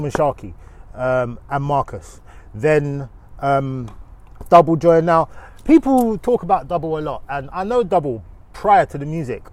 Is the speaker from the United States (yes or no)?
no; London, United Kingdom; I'm from Northwest London. I'm from Kilburn